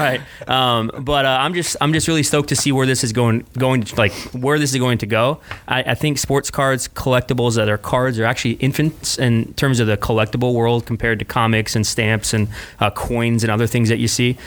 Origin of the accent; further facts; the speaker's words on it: O'Fallon, Missouri, United States; I grew up in St. Louis, Missouri, outside of St. Louis, a little place called O'Fallon.